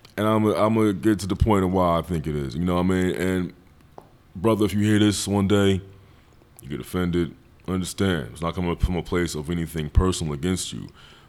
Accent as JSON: {"language": "English", "town": "Philadelphia", "region": "Pennsylvania", "country": "United States", "said": "I'm from Philly. No, where you from? From West Philadelphia."}